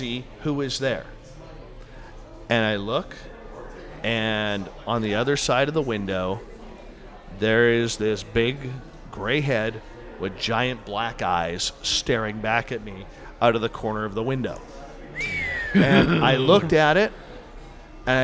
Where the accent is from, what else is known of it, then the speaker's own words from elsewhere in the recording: Canada; I come from Canada